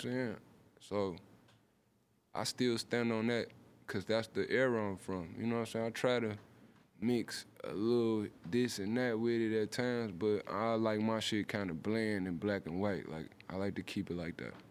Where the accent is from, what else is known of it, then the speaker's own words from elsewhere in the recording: Detroit, Michigan, United States; I'm from Detroit